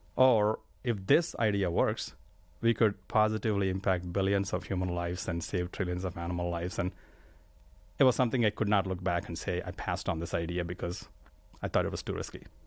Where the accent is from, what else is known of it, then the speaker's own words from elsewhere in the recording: India; moved away as an adult; I grew up in India.